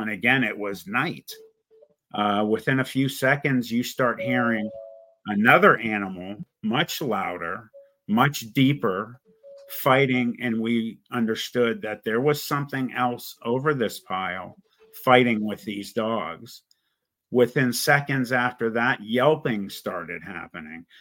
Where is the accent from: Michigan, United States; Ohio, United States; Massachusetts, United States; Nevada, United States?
Ohio, United States; Youngstown; I was born in Youngstown, Ohio.